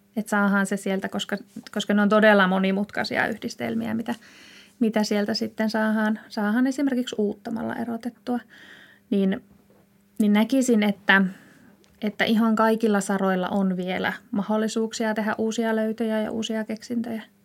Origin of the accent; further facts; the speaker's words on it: Ilomantsi, North Karelia, Finland; moved away; also born or lived in Joensuu; Lähtöisin olen Ilomantsista, sieltä metsien keskeltä